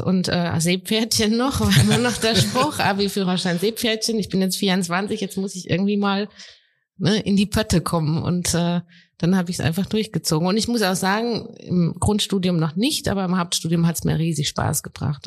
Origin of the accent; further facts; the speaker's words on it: Heidelberg, Mannheim, Baden-Württemberg, Germany; ich komme ja hier aus Heidelberg, Mannheim